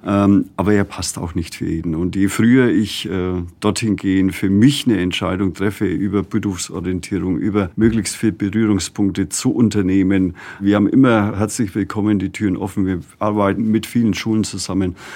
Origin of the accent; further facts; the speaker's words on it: Germany; hier bei uns in Deutschland